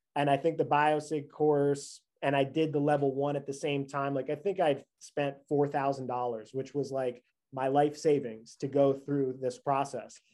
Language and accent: English; New York, United States; I grew up in New York.